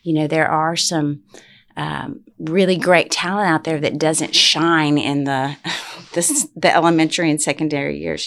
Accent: Utopia, Texas, United States; moved away; also born or lived in Midland, Texas; I'm from Utopia, Texas. And, um, growing up there, um, there's no other school options.

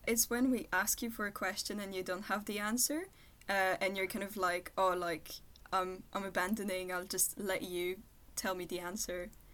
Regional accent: Versailles, Île-de-France, France; English is a second language; I'm from Versailles, which is like right next to Paris

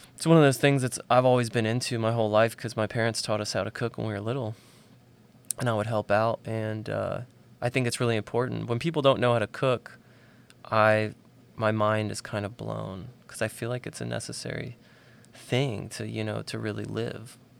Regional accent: Nashville, Tennessee, United States; I grew up outside of Nashville, about fifteen minutes south.

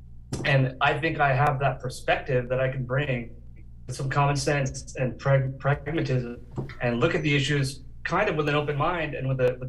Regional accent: Santa Barbara, California, United States; I'm from Santa Barbara. I grew up here, lived my whole life here, been a downtown resident for 30 years.

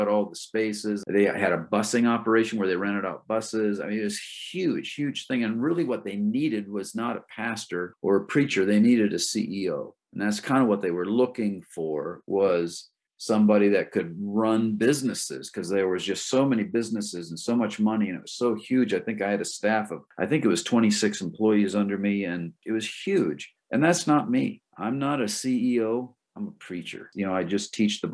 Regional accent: Michigan, United States; moved away as an adult; now in Maine, United States; I grew up in Michigan, but I left when I was 18, never went back. And so I've been in Maine longer than I've been anywhere else

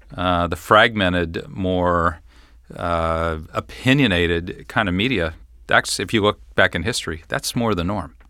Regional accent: Fort Thomas, Kentucky, United States; also born or lived in Cincinnati; I grew up in Fort Thomas, went to Highlands High School

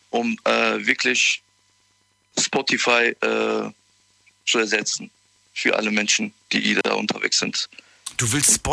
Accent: Koblenz, Rhineland-Palatinate, Germany

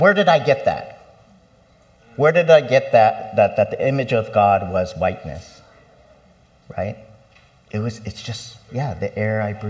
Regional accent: United States; I was born here, I'm American

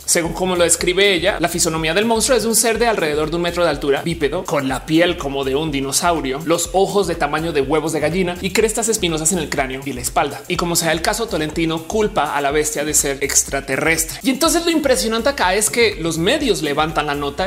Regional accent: Colombia; now in Mexico; yo nací en Colombia, ahora me radiqué en México, aunque todavía amo Colombia, tanto como amo México

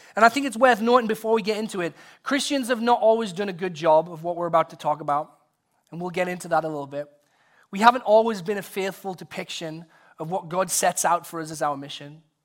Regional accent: England, United Kingdom; now in United States; in high school in England, visiting my, uh, grandparents who lived close to the school

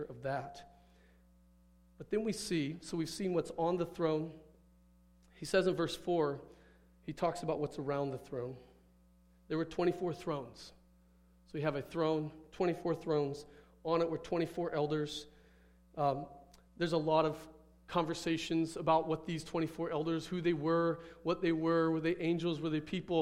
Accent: Midwest, United States; moved away; I grew up in the Midwest. We had thunderstorms in the Midwest.

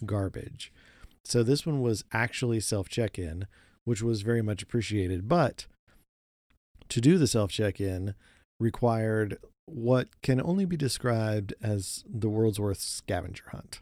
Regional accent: Oklahoma, United States; we grew up in Oklahoma

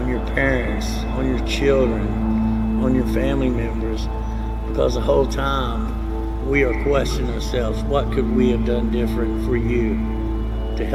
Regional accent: Lexington, Kentucky, United States; now in Versailles, United States; I grew up in Lexington, Kentucky, a little place called Irishtown.

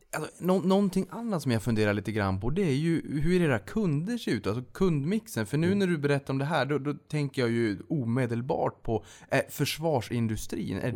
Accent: Norrbotten County, Sweden; jag kommer från Norrbotten

